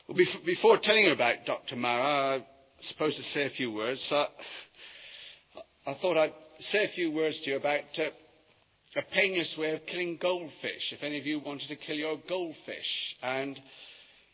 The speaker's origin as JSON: {"language": "English", "town": "Yeovil", "region": "South West England", "country": "United Kingdom", "tie": "born or raised there", "moved": "as an adult", "lives_now": "London, United Kingdom", "said": "I come from Yeovil. And when I was at school, until I left to come up to London, there'd been no work in Yeovil"}